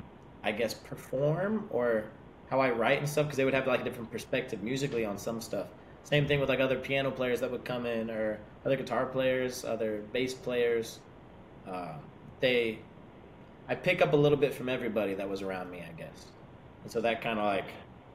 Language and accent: English; Dade City, Florida, United States; Dade City, we're about 30 minutes north of Tampa.